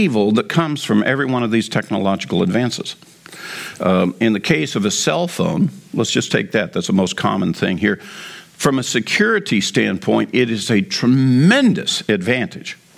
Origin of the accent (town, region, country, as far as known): United States